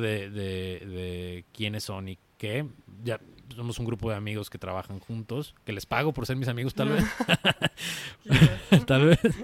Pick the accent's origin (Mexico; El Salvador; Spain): Mexico; Zapopan, Jalisco; also born or lived in Guadalajara; nací en Guadalajara, pero prácticamente soy de Zapopan, soy zapopano